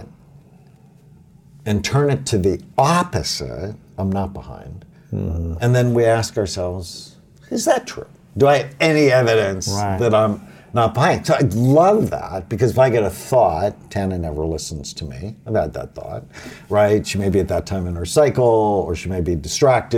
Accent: Los Angeles, California, United States; I grew up in Catholic school, I went to Our Lady of Grace Elementary School in Encino and then Crespi High School

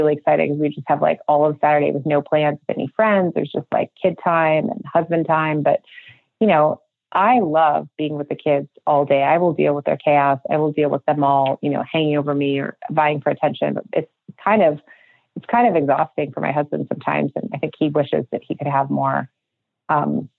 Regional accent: Minnesota, United States; moved away as an adult; also born or lived in Manhattan; now in Idaho, United States; I grew up in Minnesota. Yeah, Andrea and I were best friends from growing up in Minnesota

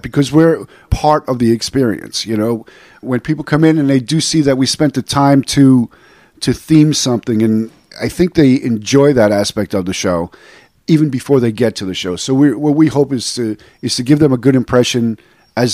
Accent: New York City, New York, United States; moved away as an adult; now in Tampa, United States; I'm from New York originally, from Brooklyn.

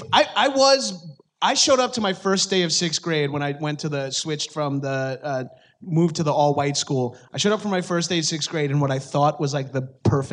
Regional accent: Long Island, New York, United States; I'm from Long Island. I went to an all-black school, all-black and Hispanic school until I was like 13

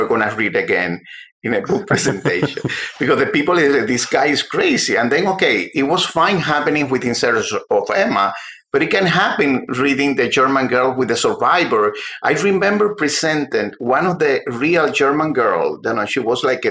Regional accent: Cuba; moved away as an adult; also born or lived in Havana, Cuba; now in United States; I was working at the Herald when I came from Cuba in 1991

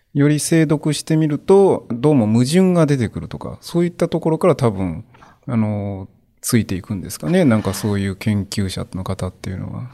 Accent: Nara, Japan; moved away as an adult; also born or lived in Hyogo; 実は私生まれは兵庫ですが就職までのほとんどの時期を奈良で過ごしましたので

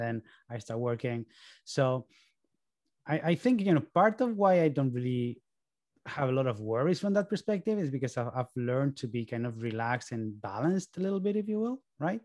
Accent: Barcelona, Catalonia, Spain; moved away as an adult; also born or lived in New York, United States; now in Boston, United States; my parents moved to Barcelona when I was three so, you know, by all means, I am Spanish

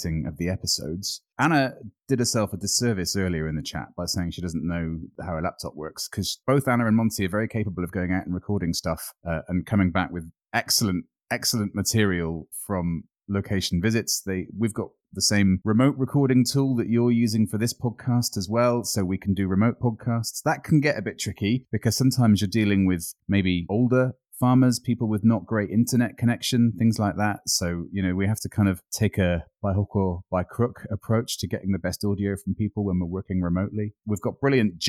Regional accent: United Kingdom; now in Scotland, United Kingdom; I was brought up on the Black Mountains on the Welsh border, obviously living in Scotland now

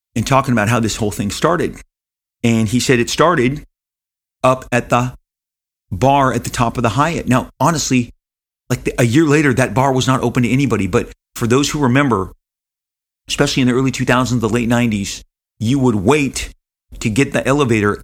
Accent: Los Angeles, California, United States; Matt and I are born and raised in Southern California. We are Angelinos

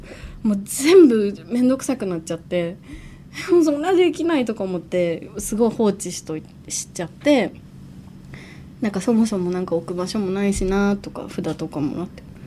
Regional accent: Ishikawa, Japan; 石川県出身

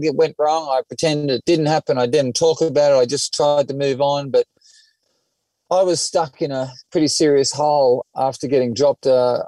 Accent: Sydney, New South Wales, Australia; And I was the kid from Dundas Valley

